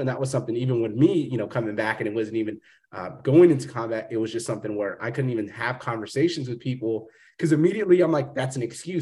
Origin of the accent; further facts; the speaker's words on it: Fresno, California, United States; moved away; coming from the small town, I'm from Fresno